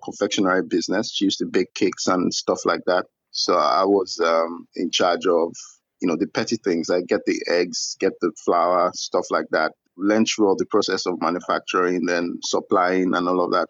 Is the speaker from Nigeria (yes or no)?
yes; Ibadan, Oyo, Nigeria; also born or lived in Ogbomosho; now in Lagos, Nigeria; I'm from Nigeria. I grew up in the city of Ibadan. I was born in a town called Ogbomosho, which is in Oyo State.